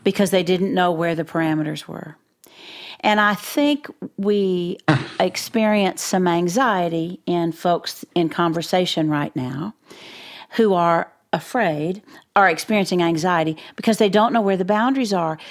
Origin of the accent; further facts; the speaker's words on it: Floydada, Texas, United States; I'm from Floyd A to Texas